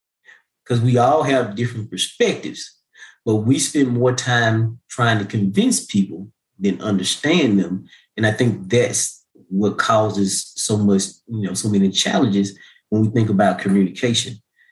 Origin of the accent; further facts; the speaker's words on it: Missouri, United States; My mom used to tell me all the time growing up, you know, I was from Missouri, the show me state.